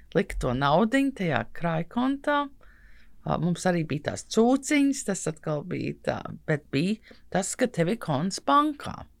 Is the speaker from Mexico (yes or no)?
no; United States; now in Latvia; kad uzaugu Amerikā